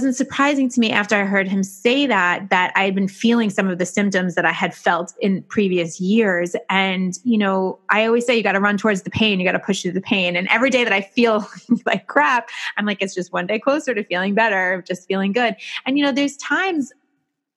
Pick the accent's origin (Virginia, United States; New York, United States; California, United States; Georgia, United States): New York, United States; I'm a New Yorker